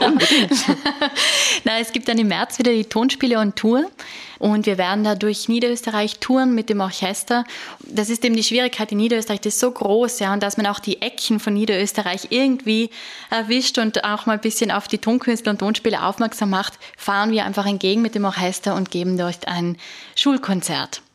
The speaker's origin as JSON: {"language": "German", "area": "South Tyrol", "region": "Trentino-Alto Adige", "country": "Italy", "said": "ich komme aus Südtirol"}